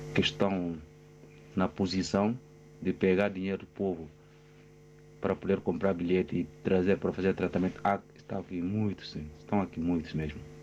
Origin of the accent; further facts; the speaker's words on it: Guinea-Bissau; now in Portugal; os governantes da minha terra, Guiné-Bissau